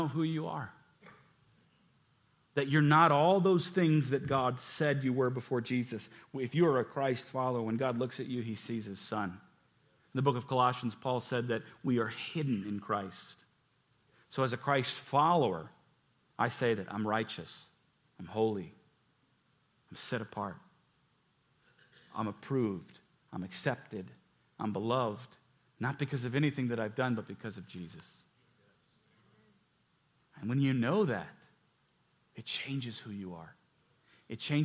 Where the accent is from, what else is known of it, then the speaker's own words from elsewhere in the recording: United States; I'm blessed to be born here